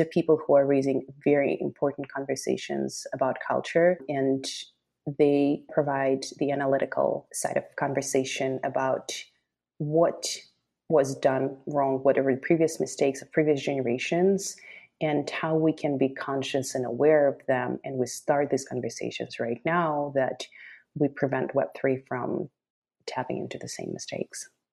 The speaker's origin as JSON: {"language": "English", "region": "Moscow", "country": "Russia", "moved": "yes", "lives_now": "Los Angeles, United States", "said": "I'm originally from Moscow, Russia, currently based in Los Angeles"}